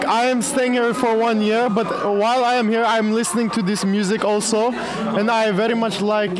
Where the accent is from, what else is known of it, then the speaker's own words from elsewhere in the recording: Turkmenistan; moved away; I'm from Turkmenistan. It's Eastern Europe.